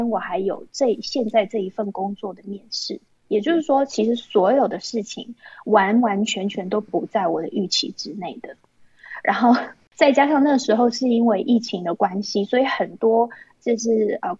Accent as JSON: {"language": "Chinese", "country": "Taiwan", "moved": "as an adult", "lives_now": "China", "said": "最让我印象深刻的就是我从台湾搬来大陆的时候"}